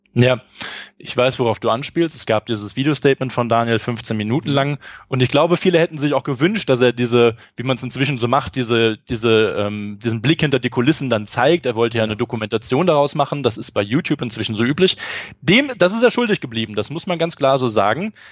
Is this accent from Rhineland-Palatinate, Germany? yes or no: yes; Eifel, Rhineland-Palatinate, Germany; in meiner Heimat in der Eifel